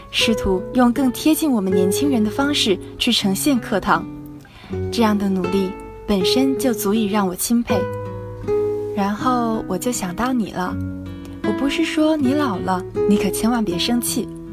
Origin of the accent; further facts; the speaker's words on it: Hangzhou, Zhejiang, China; moved away as an adult; now in Nanjing, China; 来自浙江杭州。我在南京大学